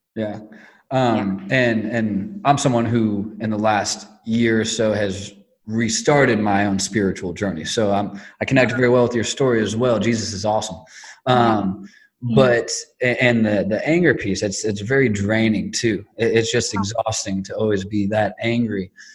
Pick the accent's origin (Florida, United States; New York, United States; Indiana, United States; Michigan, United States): Indiana, United States; Northwest; now in Indianapolis, United States; we're in Indianapolis currently, but I'm from Northwest Indiana, so real close to Chicago without crossing the border